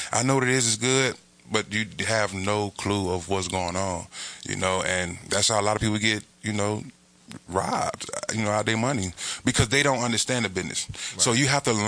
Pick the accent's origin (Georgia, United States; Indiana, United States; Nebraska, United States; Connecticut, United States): Georgia, United States; Atlanta; I'm from Atlanta